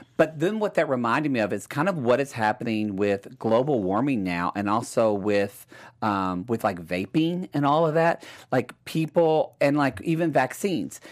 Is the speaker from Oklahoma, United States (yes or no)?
yes; Oklahoma, United States; I'm from Oklahoma.